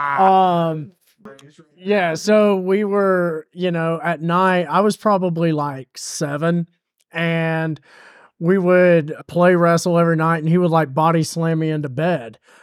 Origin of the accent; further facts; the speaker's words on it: the South, United States; we are all from the South here